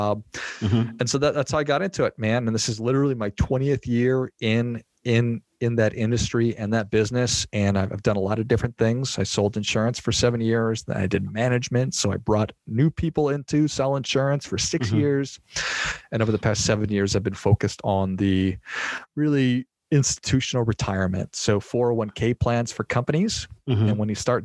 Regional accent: Minnesota, United States; moved away as an adult; also born or lived in Arizona; I grew up in Minnesota

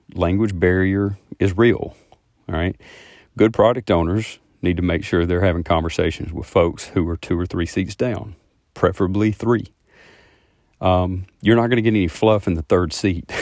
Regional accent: the South, United States; I am from the South and I talk kinda slow

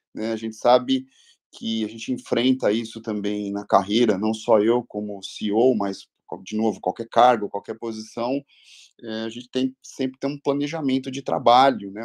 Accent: ABC region, São Paulo, Brazil; Eu sou oriundo aqui da região do, do ABC

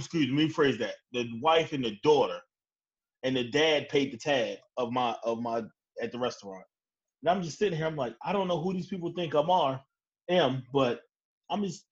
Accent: Baltimore, Maryland, United States; I'm from Baltimore

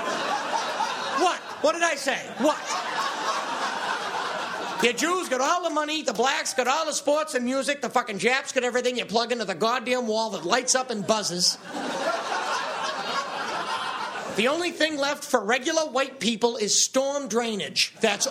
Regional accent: United States; from America

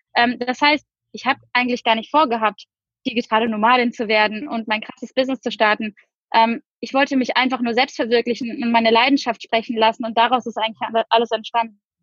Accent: Cologne, North Rhine-Westphalia, Germany; moved away as an adult; also born or lived in Düsseldorf; now in Bali, Indonesia; komme aber gebürtig aus Köln

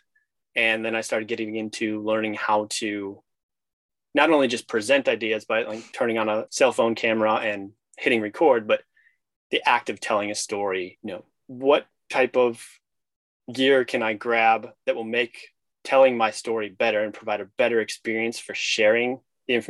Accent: Illinois, United States; moved away as an adult; also born or lived in Idaho / Norway / New Jersey / Louisiana; I grew up in Illinois

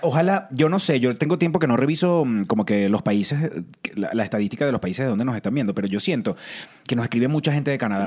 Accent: Venezuela; now in Mexico City, Mexico; Vengo de Venezuela, actor, sigo actuando

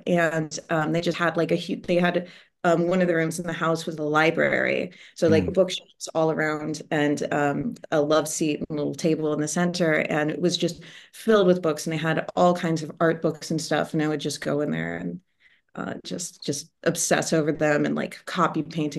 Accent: Ohio, United States; also born or lived in Oak Park / California; I was born just outside Chicago in Oak Park. We lived in California when I was very little, and then moved to Ohio. So that's where I grew up.

